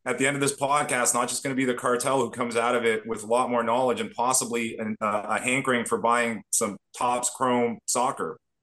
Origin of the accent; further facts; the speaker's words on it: Toronto, Ontario, Canada; Growing up in Toronto, being a hockey fan